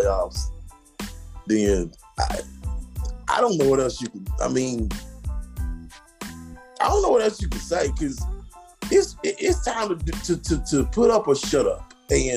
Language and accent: English; Tennessee, United States; I'm from Tennessee